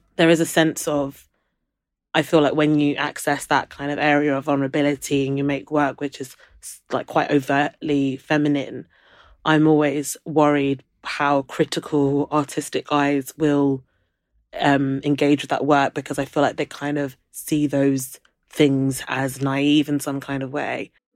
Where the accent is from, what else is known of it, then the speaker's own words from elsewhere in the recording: London, United Kingdom; also born or lived in Brighton; I grew up in London